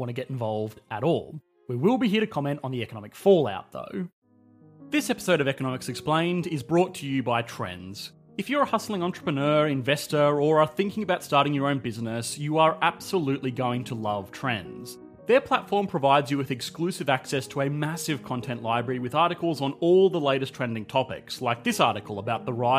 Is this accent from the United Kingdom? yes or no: no; Australia; I am an Australian